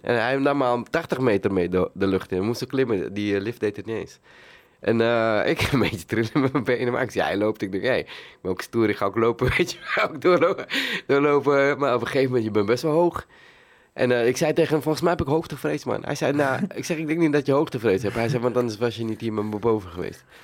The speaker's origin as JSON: {"language": "Dutch", "town": "Amsterdam", "region": "North Holland", "country": "Netherlands", "tie": "born or raised there", "also_born_or_lived": "Suriname", "said": "ik ben geboren in Suriname. En eh, ja, toen ik een jaar was, eh, zijn we naar Amsterdam-Zuidoost gereisd."}